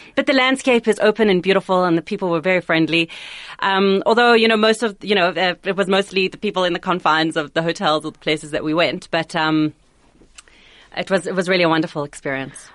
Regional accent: South Africa; I couldn't be prouder to be South African

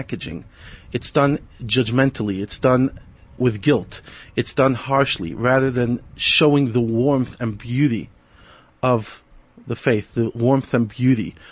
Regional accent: New York, United States; now in South Africa; I grew up in New York

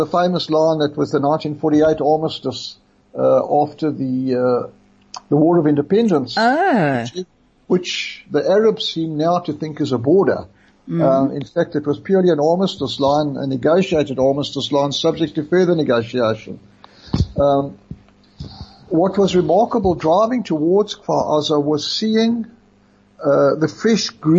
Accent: Brakpan, Gauteng, South Africa; moved away as an adult; also born or lived in Raanana, Israel; now in Israel; I come from Brakpan, for those that don't know, which is a little town close to Benoni.

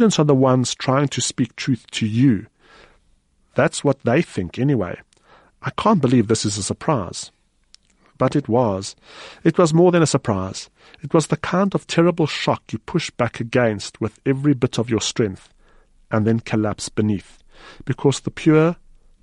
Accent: South Africa; as a South African reader

